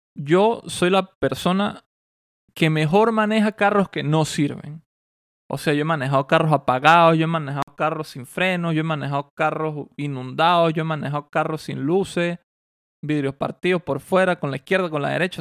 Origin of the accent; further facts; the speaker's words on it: Mérida, Venezuela; moved away; Mérida, donde yo nací y de donde yo soy, donde viví gran parte de mi vida